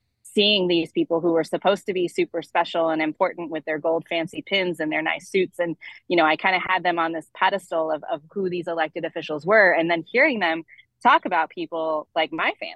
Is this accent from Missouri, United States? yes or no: yes; Webster County, Southwest Missouri, United States; also born or lived in Albany, New York / Springfield, Missouri; I was born in Albany, actually, and lived there for the first 5 years of my life, and then moved to Missouri and grew up in Southwest Missouri. So in a small rural community in what's called Webster County